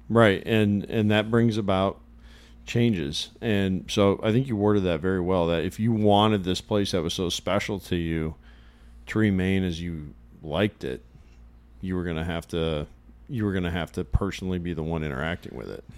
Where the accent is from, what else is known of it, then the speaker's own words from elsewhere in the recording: Illinois, United States; I grew up in Illinois, and this would have been when my family was living in northern Illinois